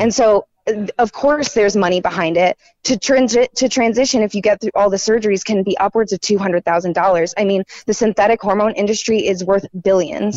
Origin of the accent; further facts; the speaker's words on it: Raleigh, North Carolina, United States; I'm more local. I'm from Raleigh.